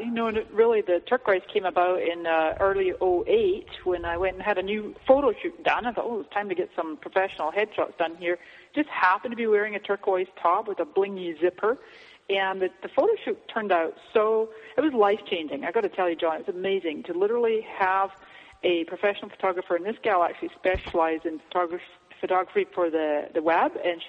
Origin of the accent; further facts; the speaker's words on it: Scotland, United Kingdom; now in United States; I came to this country from Scotland in 99, and I've always been an entrepreneur since then.